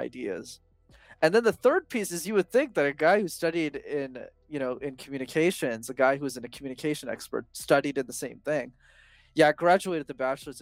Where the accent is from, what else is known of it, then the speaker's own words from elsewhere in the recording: Montreal, Quebec, Canada; I grew up in Montreal in Canada